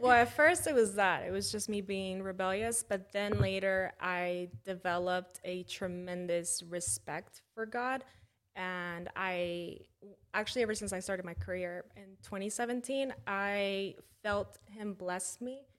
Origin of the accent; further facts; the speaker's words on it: McDonough, Georgia, United States; also born or lived in Mexico / Atlanta, United States; I moved back to my hometown